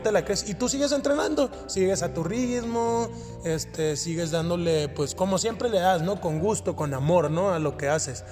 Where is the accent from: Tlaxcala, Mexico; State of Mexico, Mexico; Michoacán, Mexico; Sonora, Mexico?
Sonora, Mexico; Hermosillo; now in Mexico City, Mexico; Yo vengo de la ciudad de Hermosillo, Sonora. Soy de la ciudad de Hermosillo, Sonora y radico en la Ciudad de México.